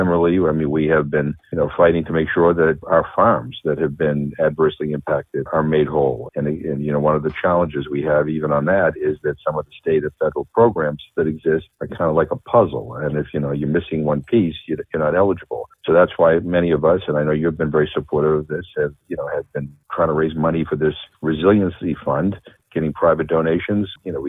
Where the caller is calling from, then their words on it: Worcester, Massachusetts, United States; I'm in Worcester.